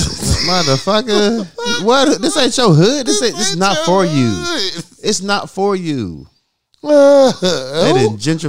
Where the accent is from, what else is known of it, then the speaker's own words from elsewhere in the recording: Little Rock, Arkansas, United States; She says, where you from? I says, from Little Rock.